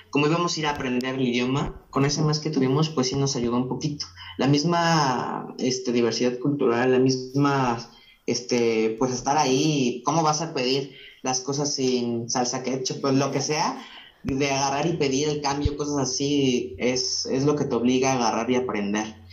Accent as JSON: {"language": "Spanish", "country": "Mexico", "said": "Pues toda esa gente, mi pueblo, mi país, me alimentaba para seguir adelante y para nunca cambiar y seguir apuntando hacia las estrellas."}